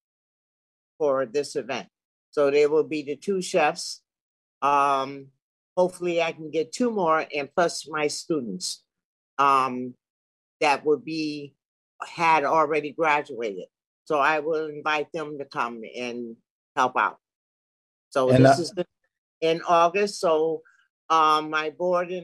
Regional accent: Norwalk, Connecticut, United States; also born or lived in Bridgeport, Connecticut; I'm from Norwalk, so I had the privilege of living in Norwalk and living in Bridgeport all my life

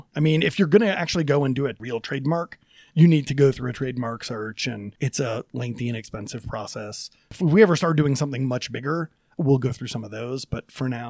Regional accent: East Coast, United States; now in Denver, United States; I come from the East Coast, and DC could specialize in government and Philadelphia didn't have

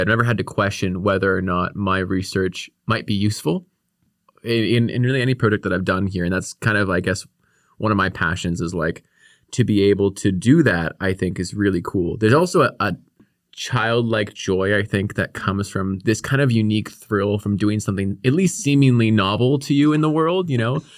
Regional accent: Victoria, British Columbia, Canada; I grew up here on the Kwongan territory in, in Victoria

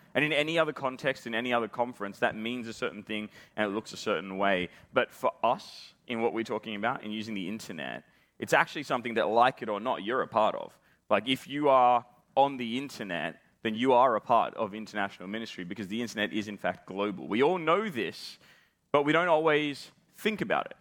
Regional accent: Australia; accent: Australian; as you can probably tell from the way that I'm talking, I am Australian

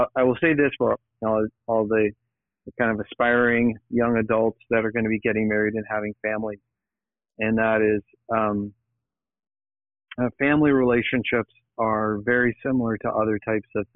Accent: Niagara area, Ontario, Canada; also born or lived in Toronto, Canada / United States; I grew up in the Niagara area, which is not far from Niagara Falls

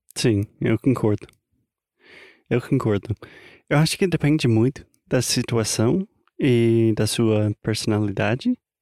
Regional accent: United States; Portuguese is a second language; americano, obviamente. Falante não nativo da língua portuguesa

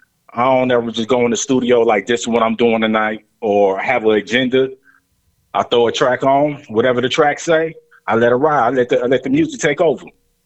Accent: Lima, Ohio, United States; So I was born in Lima, Ohio.

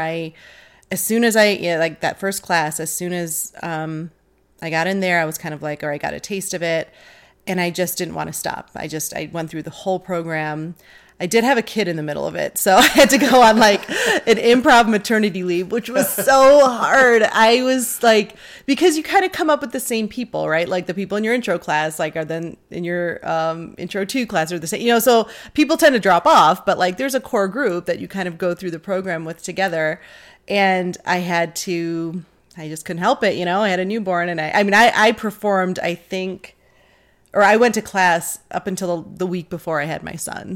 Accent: Detroit, Michigan, United States; born or raised there

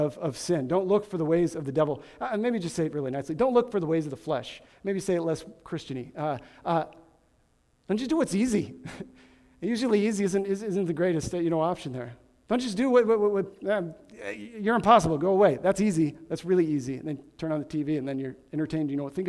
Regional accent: Midwest, United States; I grew up in the Midwest

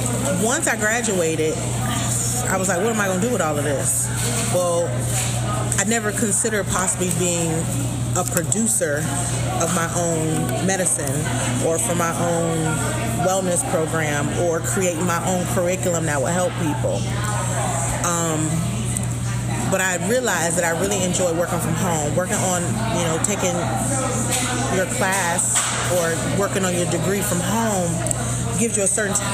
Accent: Florida, United States; And it was clear that I was from Florida because my ideas

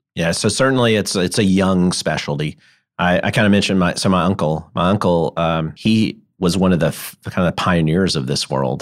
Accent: Memphis, Tennessee, United States; I grew up in Memphis.

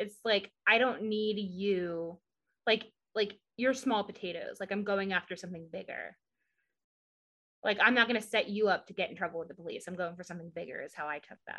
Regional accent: Southern United States, United States; accent: southern; You just heard my southern, like, when I get like frustrated or like worked up, my southern accent comes out and I am not proud of it.

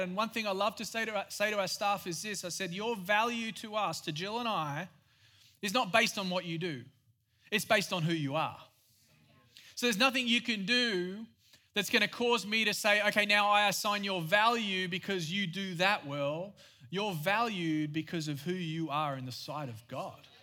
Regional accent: Australia; moved away; I am Australian. Yes, I have a weird accent

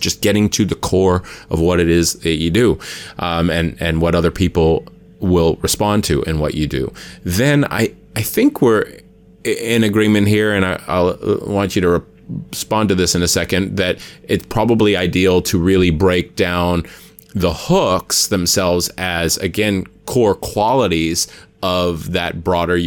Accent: Hawaii, United States; I'm from Hawaii

